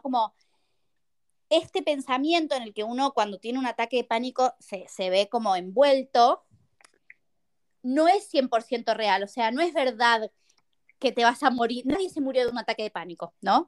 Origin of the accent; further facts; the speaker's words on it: Buenos Aires, Argentina; moved away as an adult; now in Madrid, Spain; soy argentina, eh, nací en Buenos Aires, viví en Buenos Aires y ahora estoy viviendo en Madrid.